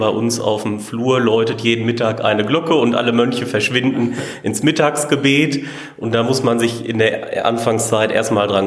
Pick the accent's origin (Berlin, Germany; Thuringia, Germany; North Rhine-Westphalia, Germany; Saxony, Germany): North Rhine-Westphalia, Germany; Olsberg; ich komme aus Olsberg und bin hier seit 1.9.2017 in der Abtei tätig.